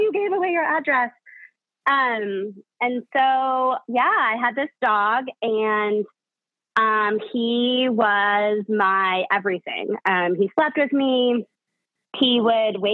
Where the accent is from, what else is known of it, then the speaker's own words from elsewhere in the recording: Chicago, Illinois, United States; I grew up in Chicago